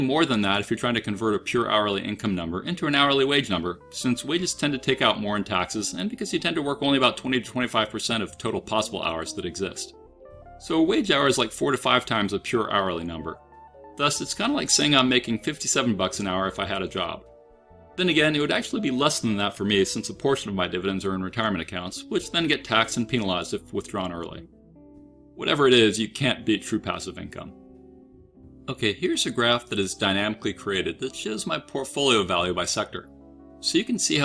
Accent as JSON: {"language": "English", "country": "United States", "said": "I'm an American"}